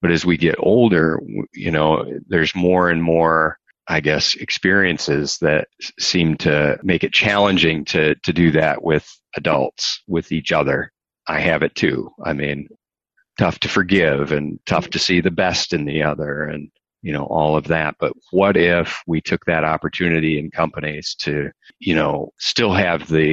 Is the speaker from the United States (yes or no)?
yes; Michigan, United States; you and I come from Michigan, huge auto country